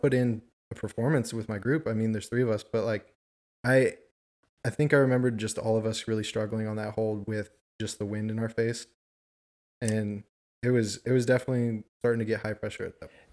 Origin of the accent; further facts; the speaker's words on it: Southern California, United States; moved away as an adult; now in Nashville, United States; born and raised in Southern California